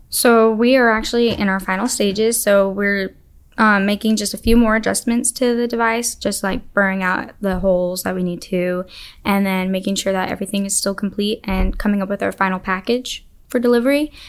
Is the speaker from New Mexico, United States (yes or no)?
yes; Alamogordo, New Mexico, United States; I'm from Alamogordo. It's about three hours south of Albuquerque